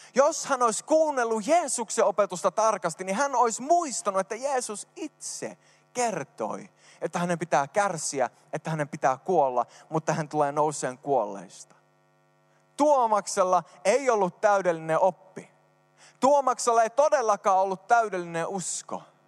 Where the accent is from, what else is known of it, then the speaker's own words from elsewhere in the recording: Sweden; now in Finland; mä oon syntynyt Ruotsissa